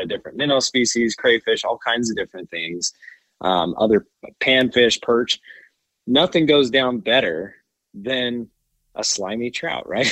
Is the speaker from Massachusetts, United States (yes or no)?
no; Wyoming, United States; from Wyoming, so I'm a Wyomingite, born